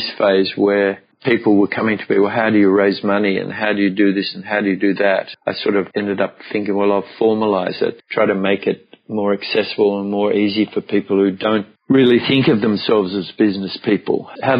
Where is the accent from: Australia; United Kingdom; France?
Australia; Melbourne, Victoria; also born or lived in Brisbane / Byron Bay; I came back to Melbourne, which was my hometown